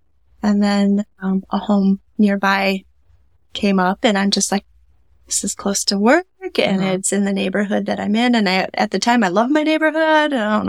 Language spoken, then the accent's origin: English; Stanton, Michigan, United States; also born or lived in Greenville; Yeah, I grew up in Stanton.